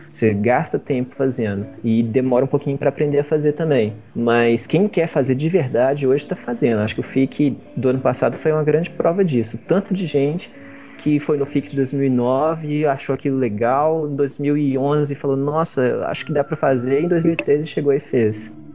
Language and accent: Portuguese; Belo Horizonte, Minas Gerais, Brazil; eu sou de Belo Horizonte mesmo, nasci e moro aqui